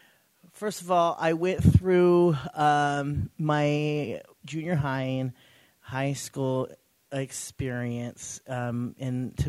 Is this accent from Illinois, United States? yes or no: no; Clovis, California, United States; I hail from Clovis, California.